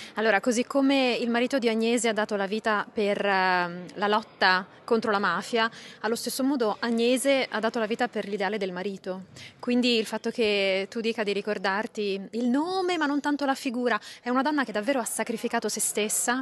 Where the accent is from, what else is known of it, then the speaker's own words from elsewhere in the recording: Sicily, Italy; io sono siciliana, quindi c'è una vicinanza eh, di cuore, di terra